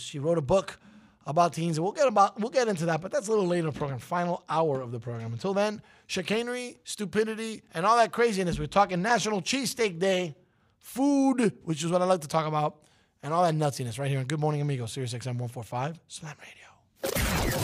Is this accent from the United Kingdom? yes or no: no; New York City, New York, United States; I'm from Brooklyn